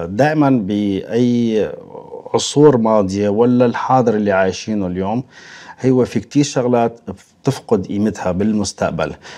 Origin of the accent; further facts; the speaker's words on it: Syria; moved away as an adult; now in Moscow, Russia; الاصل سوريا